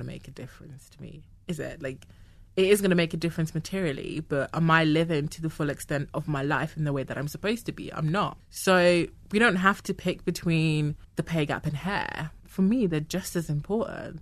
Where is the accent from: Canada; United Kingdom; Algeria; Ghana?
Ghana; moved away; I was born in Ghana. I grew up in Ghana.